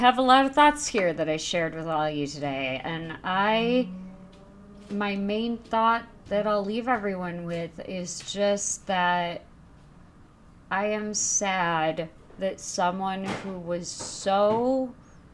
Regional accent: Chicago, Illinois, United States; my hometown newspaper

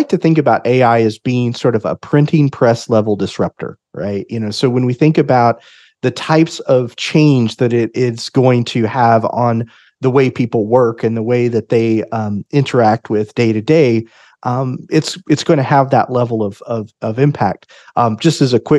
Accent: Oklahoma City, Oklahoma, United States; I am from the Oklahoma City area and live here with my family.

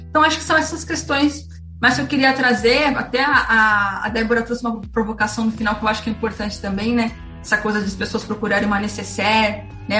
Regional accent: São Paulo, Brazil; sou da periferia de São Paulo, da Zona Leste

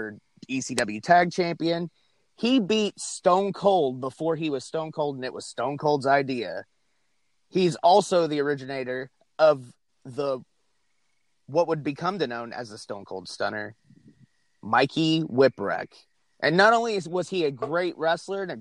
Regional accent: Northeast, United States; now in Arkansas, United States; I grew up in the Northeast as well.

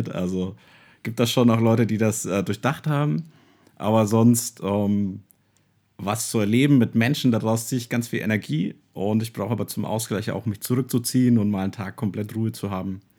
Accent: Würzburg, Bavaria, Germany; als Würzburger habe ich immer Auswärtsspiel

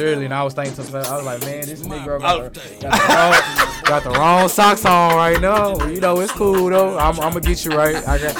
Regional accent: Houston, Texas, United States; I'm from Houston

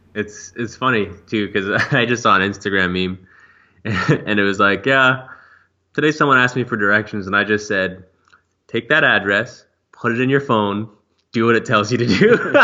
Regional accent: Calgary, Alberta, Canada; born or raised there

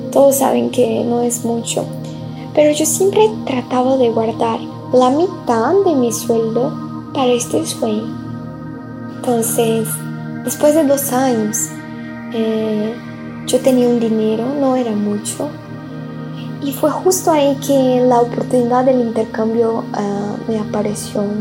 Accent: Brazil; Spanish is a second language; moved away; also born or lived in Mexico; Y soy brasileña, hoy tengo 23 años y ya viví en algunos lugares diferentes. Hice intercambio en Portugal, que fue la primera vez que salí de Brasil.

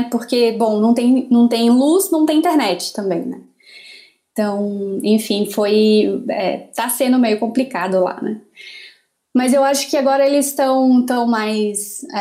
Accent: Amapá, Brazil; born there; Eu nasci na Mapá, que agora está completando não sei quantos dias praticamente sem luz, né?

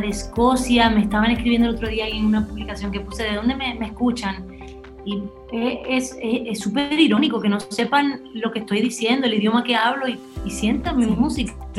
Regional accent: Dominican Republic; accent: Spanish; Yo nací aquí en República Dominicana y la verdad es que me considero muy dominicana

